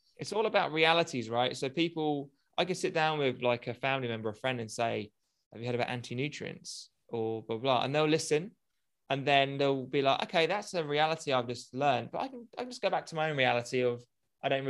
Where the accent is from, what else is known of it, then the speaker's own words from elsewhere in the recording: United Kingdom; Being a Brit, big booze culture here